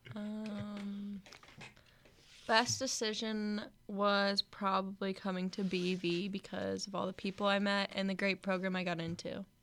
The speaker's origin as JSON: {"language": "English", "town": "Omaha", "region": "Nebraska", "country": "United States", "said": "I am from Omaha, Nebraska"}